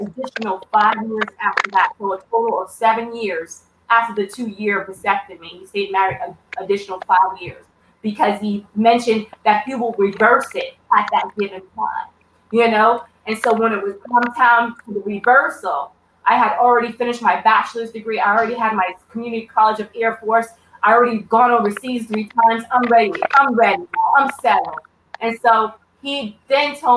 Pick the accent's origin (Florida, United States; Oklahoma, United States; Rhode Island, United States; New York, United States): Rhode Island, United States; moved away; also born or lived in Wyoming; And I'm from Rhode Island